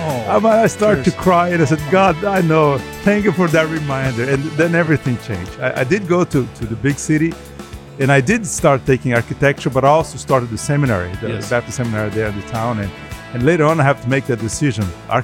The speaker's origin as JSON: {"language": "English", "country": "Brazil", "tie": "born or raised there", "also_born_or_lived": "Cordova, Tennessee", "first_language": "Portuguese", "second_language": "English", "moved": "as an adult", "lives_now": "Memphis, United States", "said": "I grew up going to many state conventions and a few national conventions in my country of origin, Brazil. I'm from Brazil"}